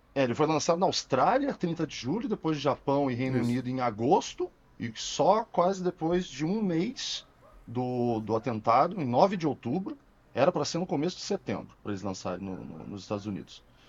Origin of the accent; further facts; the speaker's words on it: Rio Grande do Sul, Brazil; now in Curitiba, Brazil; Sou gaúcho, nascido, na, nascido no Rio Grande do Sul, mas naturalizado curitibano